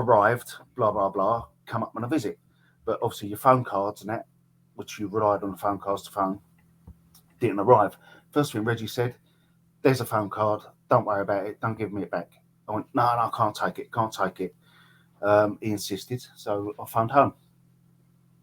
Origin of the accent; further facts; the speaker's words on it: Orsett, East of England, United Kingdom; I was born in Essex, in Orsett. 1967. Always lived in the area, always lived around here.